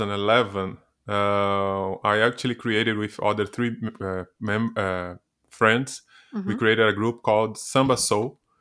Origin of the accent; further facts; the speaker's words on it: Rio de Janeiro, Brazil; Yes, I grew up. I was born in Rio de Janeiro in 1982. And I actually grew up seeing my family and my parents playing samba all the time.